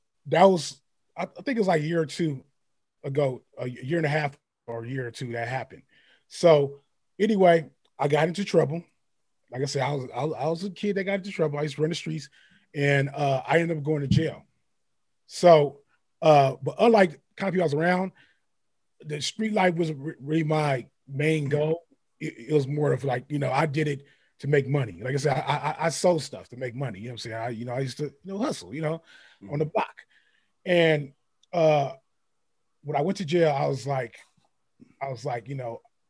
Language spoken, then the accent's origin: English; San Francisco, California, United States; I'm from Frisco. I lived there